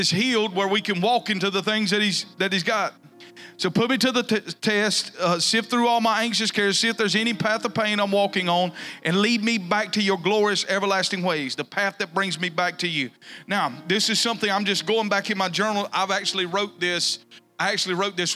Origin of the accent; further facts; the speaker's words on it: the South, United States; growing up in the South